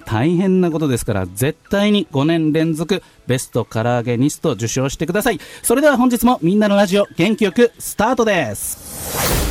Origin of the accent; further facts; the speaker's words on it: Tachikawa, Tokyo, Japan; born or raised there